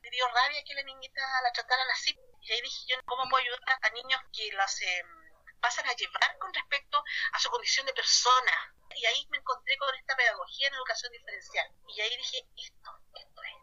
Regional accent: Viña del Mar, Valparaíso, Chile; tengo 27 años y soy de Viña del Mar

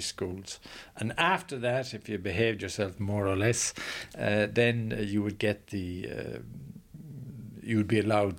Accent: Sligo, Connacht, Ireland; moved away as an adult; also born or lived in Nigeria; now in Sweden; I left Ireland when I was 21

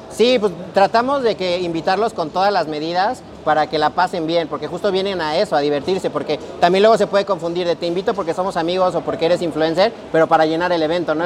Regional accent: Mexico; soy mexicano

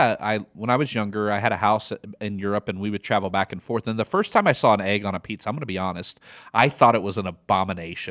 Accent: Midwest, United States; accent: Midwest; now in Austin, United States; my Midwest accent

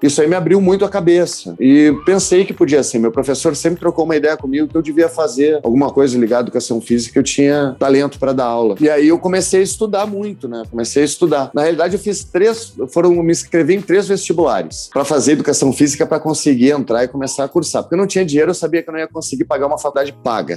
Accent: Porto Alegre, Rio Grande do Sul, Brazil; Eu sou do Menino Deus que é um bairro lá de Porto Alegre

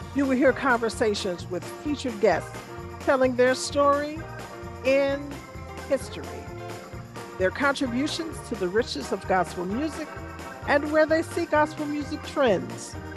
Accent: Chicago, Illinois, United States; I grew up in Chicago, which is the home of gospel music

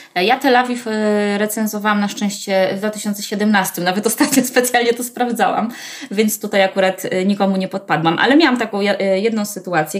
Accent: Warsaw, Masovian Voivodeship, Poland; Ja jestem w ogóle rodowitą warszawianką, y, z dziada, pradziada, y, ale całe życie, y, wcześniejsze spędziłam na Ursynowie.

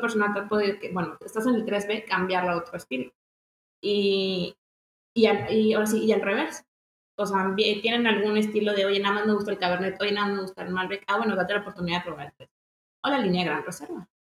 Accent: Mexico; como mexicanos tenemos que apoyarlos

